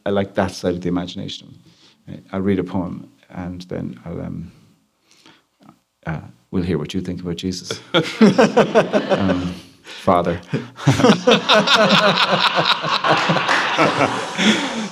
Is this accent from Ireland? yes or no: yes; Ireland; I'm from Ireland